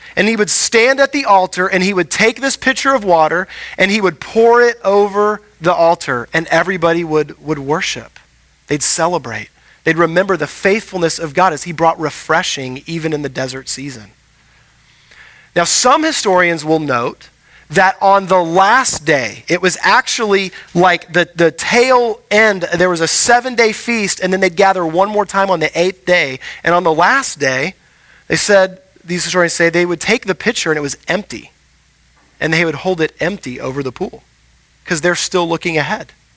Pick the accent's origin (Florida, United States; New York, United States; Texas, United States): Texas, United States; Houston; moved away; I grew up in Houston